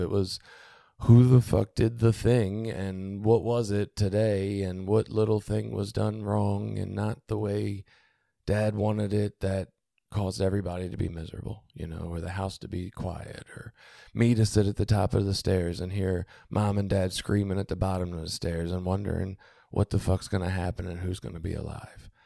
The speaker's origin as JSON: {"language": "English", "town": "Baltimore", "region": "Maryland", "country": "United States", "tie": "born or raised there", "said": "I was born in Baltimore City"}